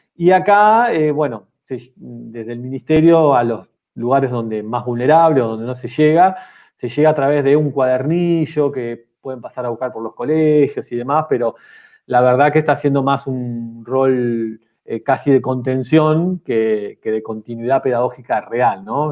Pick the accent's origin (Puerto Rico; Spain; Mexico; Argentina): Argentina; yo soy de Argentina, pero el Mar del Plata, la ciudad donde, vivo